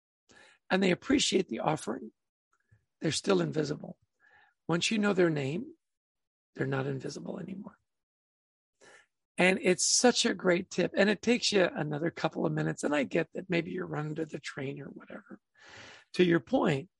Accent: Canada; I grew up in Canada

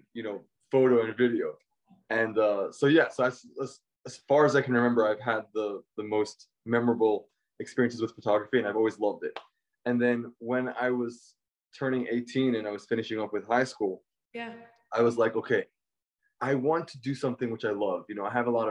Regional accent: New York City, New York, United States; moved away as an adult; now in Los Angeles, United States; I was born and raised in Brooklyn, New York, youngest of 10

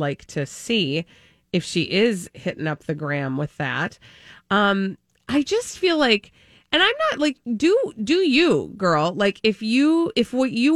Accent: Minnesota, United States; we're from Minnesota.

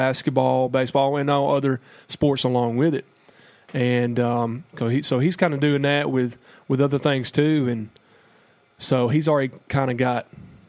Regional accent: the South, United States; accent: Southern; We're a lot of Southerners get made fun of because of our accent.

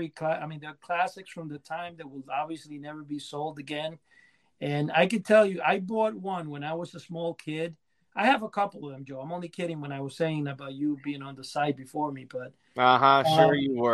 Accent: Cuba; born there; I was born in Cuba in a farm

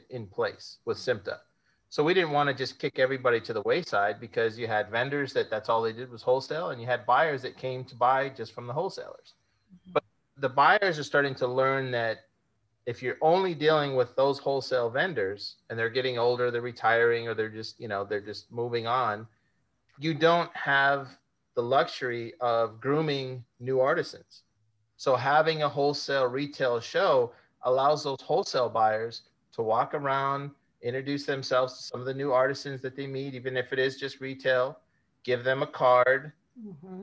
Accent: Las Vegas, Nevada, United States; Las Vegas is my hometown.

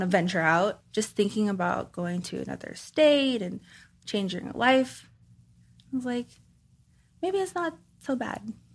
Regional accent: Los Angeles, California, United States; I grew up in California, Southern California, um, Koreatown, LA area

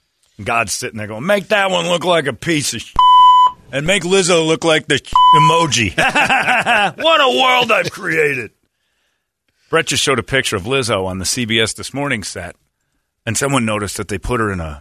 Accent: Cherry Hill, New Jersey, United States; I'm from Cherry Hill.

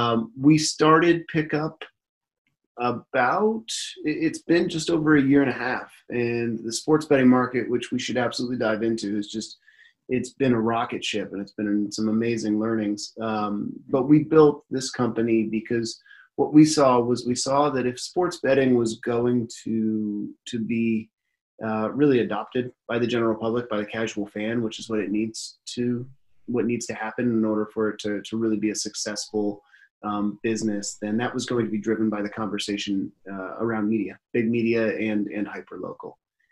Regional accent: Seattle, Washington, United States; also born or lived in San Francisco / Connecticut / Ohio; now in Brooklyn, United States; I was born in San Francisco, actually in the city in San Francisco, and then grew up in Seattle as a child, made my way out to Connecticut, lived in Connecticut for a while, went to school in Ohio, and then found myself in Brooklyn, New York.

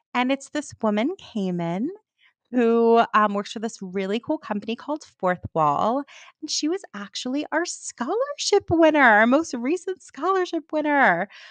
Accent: New York, United States; I'm a New Yorker.

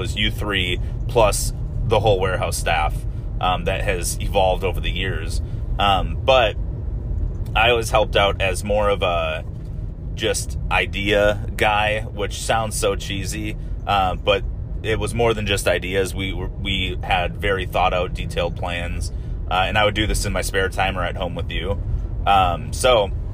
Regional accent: Wisconsin, United States; moved away; I'm from Wisconsin. We have the lumberjack games, not a whole lot of rodeo going on up there

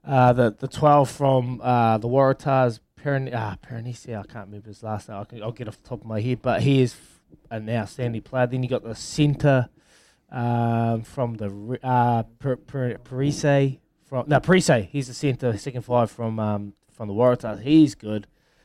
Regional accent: New Zealand; just because I'm from New Zealand

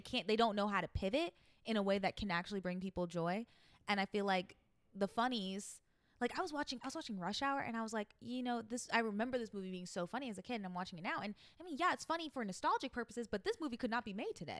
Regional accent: New York, United States; accent: New York; my New York accent

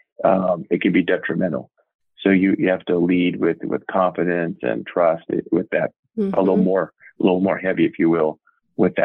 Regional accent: California, United States; I was raised in California in a small town

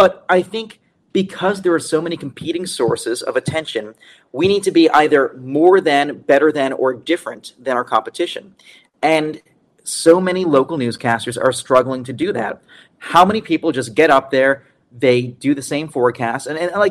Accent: Plymouth, Massachusetts, United States; moved away; we're from Plymouth. We are working class people. We're not from Duxbury

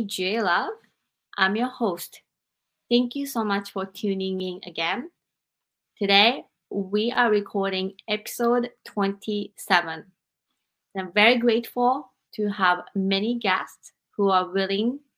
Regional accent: Japan; moved away; growing up in Japan

